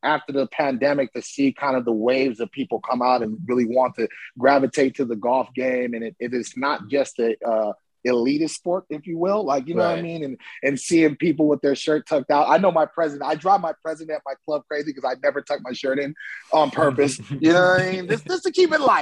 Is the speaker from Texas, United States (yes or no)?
no; Oakland, California, United States; moved away as an adult; now in Scottsdale, United States; I'm from Oakland